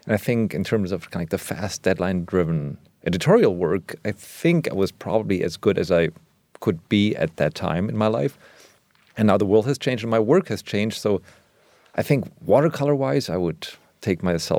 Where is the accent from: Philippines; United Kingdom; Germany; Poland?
Germany; English is a second language; not a friend, but it was just like something that's part of my cultural vernacular, even though I grew up in Germany.